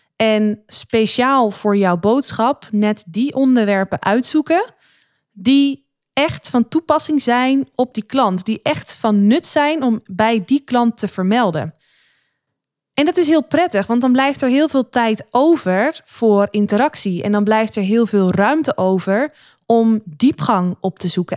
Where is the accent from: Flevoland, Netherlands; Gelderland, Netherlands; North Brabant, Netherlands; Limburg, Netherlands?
Flevoland, Netherlands; Noordoostpolder; waar ik vandaan kom uit de Noordoostpolder